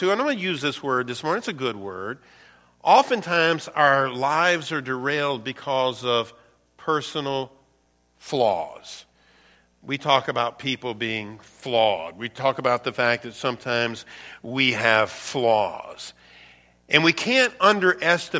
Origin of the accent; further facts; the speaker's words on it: Louisiana, United States; also born or lived in East Baton Rouge Parish, Louisiana; now in Michigan, United States; Where I'm from, born and raised in Louisiana, we call them what? Parishes.